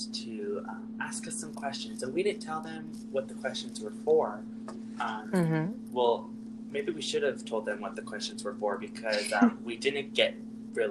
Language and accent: English; California, United States; now in Idaho, United States; I do live in Idaho. I moved from California